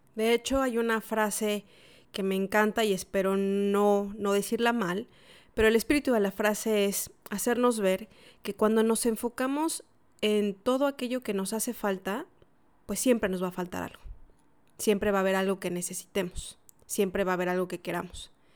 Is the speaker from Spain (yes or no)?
no; Mexico; moved away as an adult; now in Santiago, Chile; yo que soy mexicana y que pasé muchos años celebrando Navidad y Año Nuevo en México